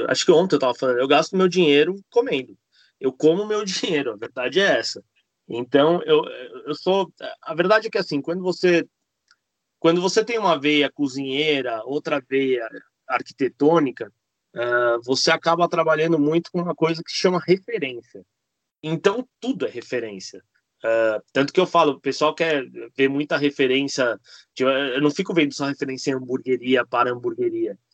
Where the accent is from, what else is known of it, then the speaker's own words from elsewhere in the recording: Argentina; now in Brazil; sou argentino, não nasci no Brasil. Vim para cá uh, porque meu pai veio abrir o um restaurante